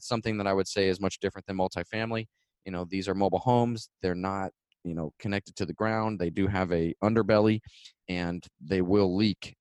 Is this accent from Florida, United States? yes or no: yes; Florida, United States; I'm from Florida